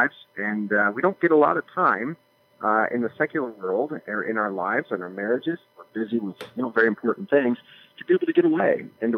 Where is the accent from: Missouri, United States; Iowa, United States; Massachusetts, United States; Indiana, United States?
Iowa, United States; Des Moines; I was born and raised in Des Moines